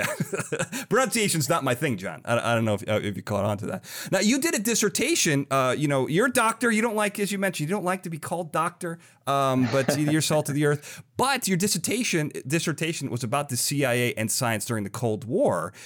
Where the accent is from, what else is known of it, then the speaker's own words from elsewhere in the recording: Illinois, United States; I grew up in Illinois right next to a town called Lyle